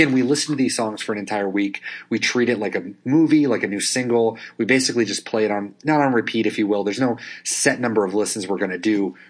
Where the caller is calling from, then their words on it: Portland, Oregon, United States; I'm actually recording from Portland, Oregon.